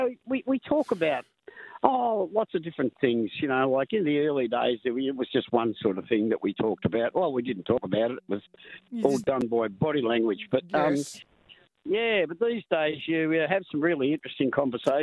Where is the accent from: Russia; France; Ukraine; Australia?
Australia; Melbourne, Victoria; also born or lived in West Coburg / Pascoe Vale; grew up the first 6 years of my life in West Coburg, and then we moved to Pasco Vale